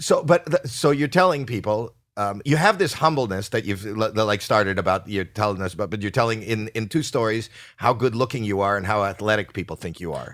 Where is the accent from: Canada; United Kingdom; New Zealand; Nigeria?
Canada; I'm from Canada